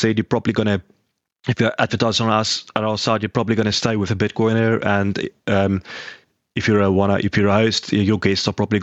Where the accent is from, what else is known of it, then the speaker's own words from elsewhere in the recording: South Africa; I am from South Africa